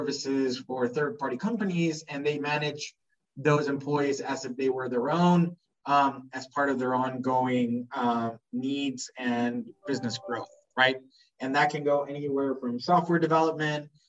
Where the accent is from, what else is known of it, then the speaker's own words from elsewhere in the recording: Spain; moved away as an adult; now in Jamaica; I was born in Spain